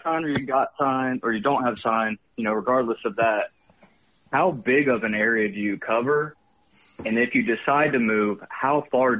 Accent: Paulding County, Georgia, United States; I'm from Paulding County, Georgia.

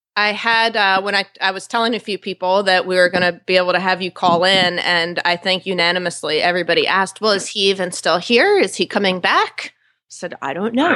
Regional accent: New York, United States; now in Wellington, United States; I'm from New York

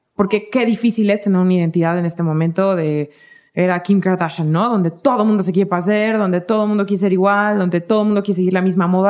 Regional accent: Michoacán, Mexico; somos de la de Michoacán

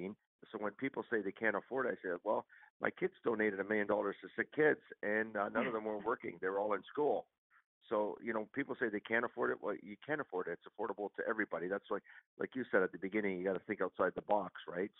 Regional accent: Mississauga, Ontario, Canada; I grew up in Mississauga, just west of Toronto.

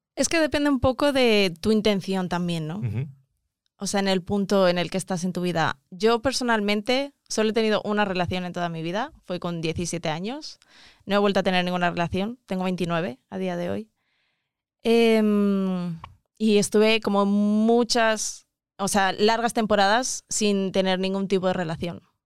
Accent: Mozambique; moved away; also born or lived in South Africa; vengo de, Mozambique

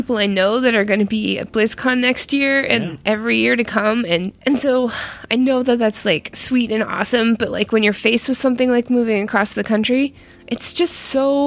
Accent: Canada; now in United States; I am Canadian, and I am foreign in this country of America

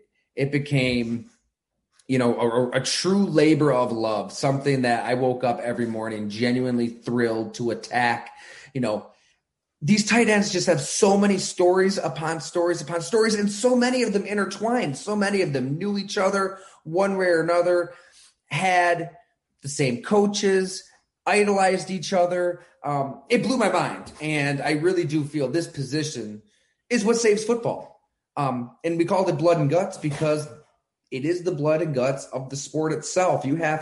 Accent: Ellicottville, New York, United States; also born or lived in Bradford, Pennsylvania; I grew up in Western New York, played high school ball at Ellicottville

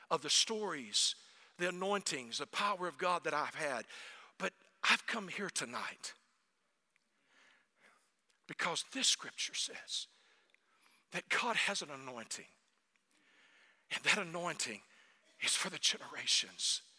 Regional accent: North Germany, Germany; My family is Danish, but we grew up in North Germany.

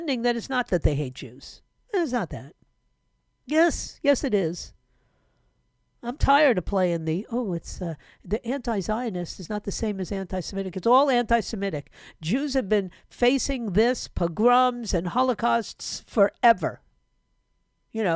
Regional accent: New York City, New York, United States; moved away; New York City, my hometown

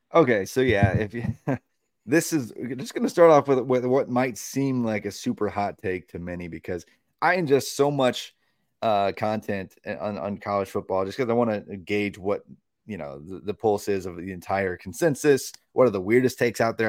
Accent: Tennessee, United States; my home state of Tennessee

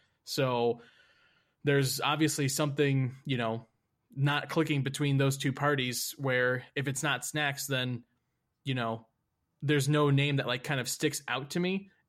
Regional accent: near Cincinnati, Ohio, United States; I grew up near Cincinnati, which is Bengals, Browns, heavily Steelers country too.

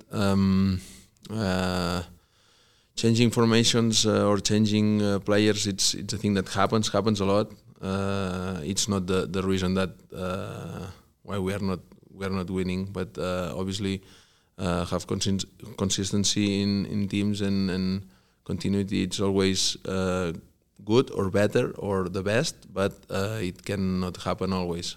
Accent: Barcelona, Catalonia, Spain; born or raised there; English is a second language; moved away as an adult; also born or lived in Vigo / Mallorca; now in Kansas City, United States

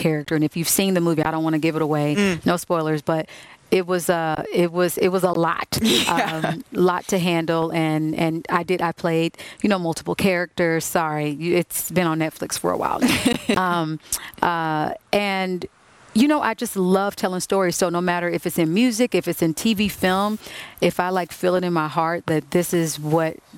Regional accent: Kansas City, United States; I'm from Kansas City

